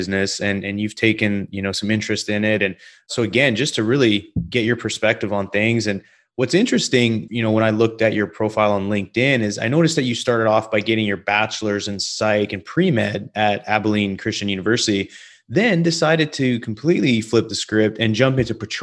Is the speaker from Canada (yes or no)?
yes; Canada; moved away as an adult; also born or lived in Denver, United States; now in United States; me growing up in Canada